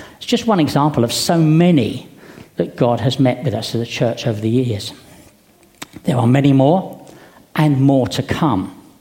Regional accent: United Kingdom; Being British

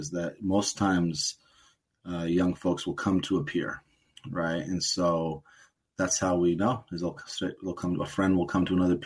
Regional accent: Portland, United States; I was born and raised in Portland.

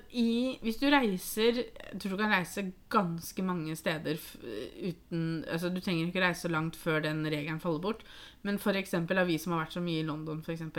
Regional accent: Norway; vi som nordmenn

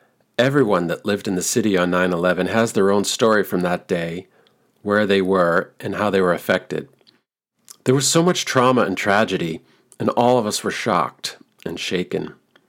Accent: New York City, New York, United States; recognizing that I was from New York City

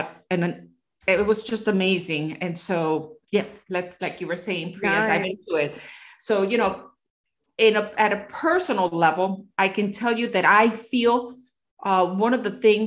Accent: Miami, Florida, United States; I come from Miami, which is such a plastic city

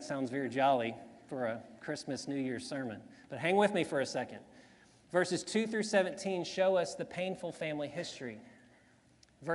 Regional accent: Zachary, Louisiana, United States; also born or lived in Baker, Louisiana; When I was about 4 years old, we moved from Baker, Louisiana to Zachary, Louisiana.

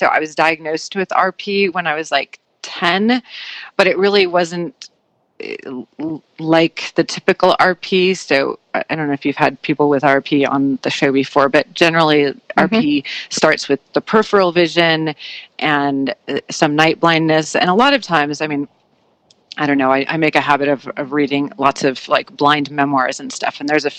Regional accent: San Francisco, California, United States; also born or lived in New Orleans / New York / Colorado; San Francisco. So this is actually I'm sort of covering all the time zones. So I was in San Francisco, and then I lived in New Orleans for a little while, and then New York for a long, long time, and then Colorado

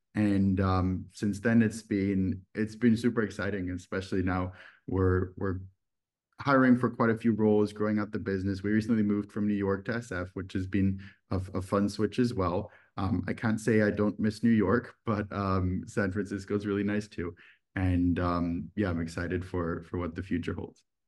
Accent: Düsseldorf, North Rhine-Westphalia, Germany; moved away; also born or lived in United States; I'm originally from Germany. I grew up in a city called Düsseldorf

